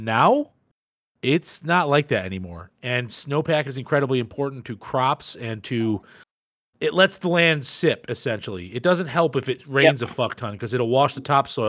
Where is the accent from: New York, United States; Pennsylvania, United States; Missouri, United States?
New York, United States; Syracuse; I am from Central New York, Syracuse area, with Canastota, the area, the region that Gunnar and I are speaking